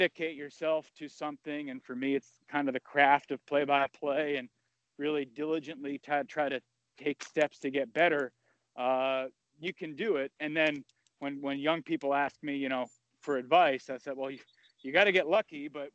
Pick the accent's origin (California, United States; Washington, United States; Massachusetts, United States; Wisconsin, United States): Massachusetts, United States; Sharon; I grew up in Sharon, which is the town next over from Foxborough